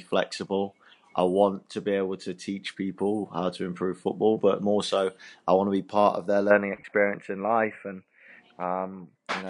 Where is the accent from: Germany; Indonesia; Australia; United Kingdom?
United Kingdom; England; moved away as an adult; now in Cayman Islands